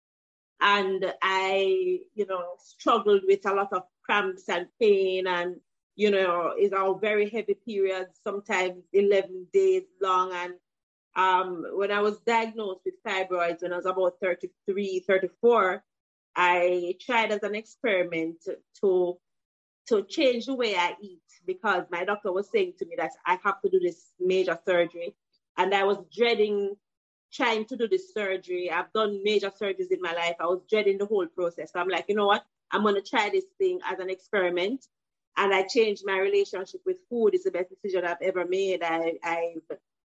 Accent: Jeffreytown, Saint Mary, Jamaica; I grew up in Jeffreytown, St. Mary.

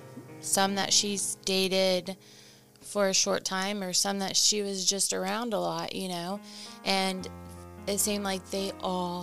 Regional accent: Henryetta, Oklahoma, United States; moved away; I am from Henrietta, Oklahoma. I was born and raised there, so I went from pre-K all the way up to graduation.

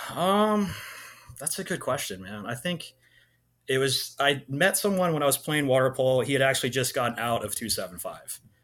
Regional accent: Clovis, California, United States; moved away as an adult; also born or lived in San Luis Obispo, California / Irvine, California / Georgia; I grew up in Clovis, California

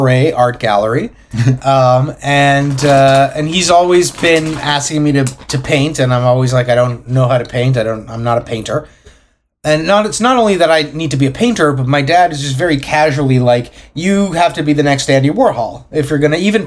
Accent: Acapulco, Guerrero, Mexico; also born or lived in Canada; now in United States; I grew up in Acapulco

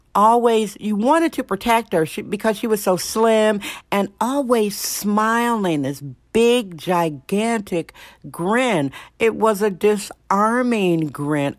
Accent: Milwaukee, Wisconsin, United States; now in San Francisco, United States; growing up in Milwaukee, Wisconsin

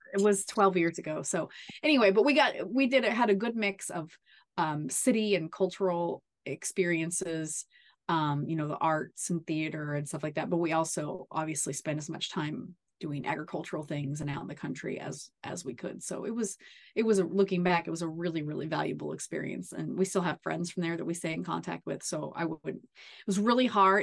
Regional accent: Kansas, United States; we moved back to where I um grew up.

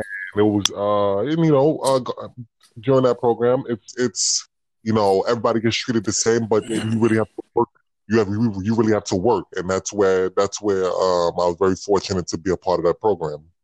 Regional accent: New York City, New York, United States; I'm from the Bronx

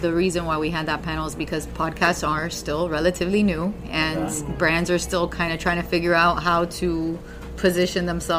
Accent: Miami, Florida, United States; moved away as an adult; now in New York, United States; I am an American. I am a Cuban American. My parents are both Cuban. I was born and raised in Miami

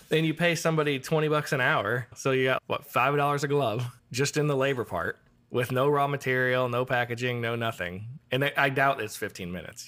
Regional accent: Iowa, United States; moved away; growing up in Iowa

